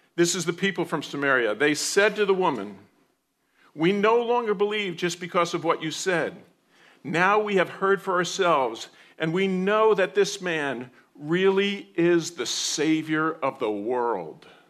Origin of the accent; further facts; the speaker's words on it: New Jersey, United States; moved away; I grew up in New Jersey